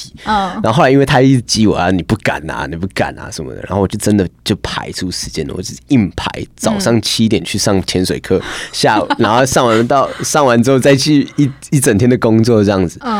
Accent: Hualien, Hualien County, Taiwan; 我们那时候去从台北去花莲，回到我家乡

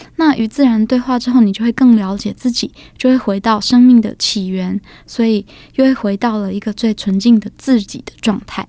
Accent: Taipei, Taiwan; 我是一个土生土长的台北小孩

